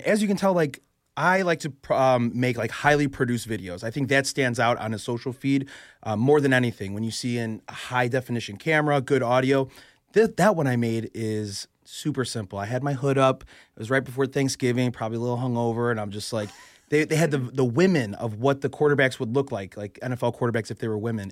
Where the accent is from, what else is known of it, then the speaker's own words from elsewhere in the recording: Chicago, Illinois, United States; moved away as an adult; now in Philadelphia, United States; I'm born and raised in Chicago, right? I moved out here two years ago, so I'm I'm from Chicago